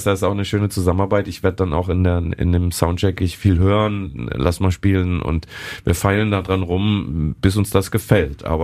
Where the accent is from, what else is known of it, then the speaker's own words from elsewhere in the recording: Bonn, North Rhine-Westphalia, Germany; wir dann jetzt hier als Bonner quasi als feindliche Übernahme in die Stadt Köln einfallen.